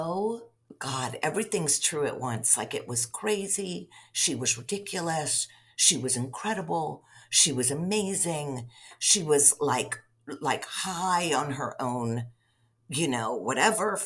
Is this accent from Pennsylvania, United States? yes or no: yes; outside Latrobe, Western Pennsylvania, United States; moved away as an adult; also born or lived in New York City; I grew up in Western Pennsylvania and in kind of like a small coal town outside of Latrobe, Pennsylvania